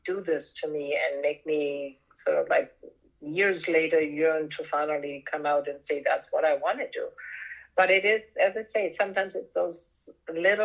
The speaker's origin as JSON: {"language": "English", "country": "Germany", "tie": "born or raised there", "moved": "yes", "said": "growing up in Europe, in Germany"}